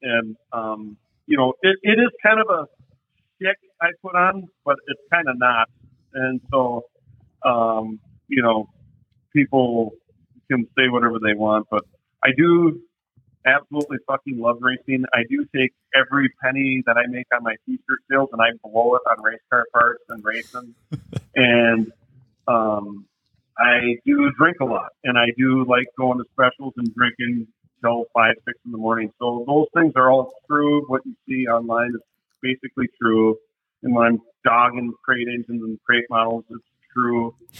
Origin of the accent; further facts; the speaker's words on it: Texarkana, United States; even though I'm from Texarkana, we went down to, you know, Devil's Bowl